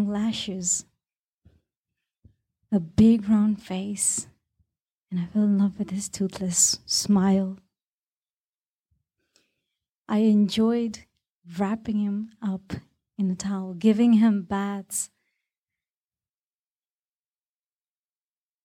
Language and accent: English; Bahrain; when I was growing up in Bahrain